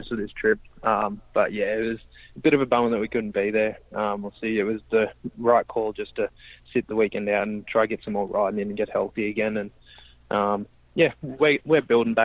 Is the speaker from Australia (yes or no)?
yes; Australia; moved away; We're sitting around a barbecue trying to get in the aircon or sit in the pool at Christmas time in Australia